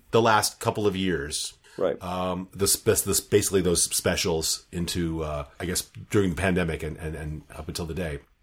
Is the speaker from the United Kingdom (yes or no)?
no; United States; moved away; I'm still American enough in my ears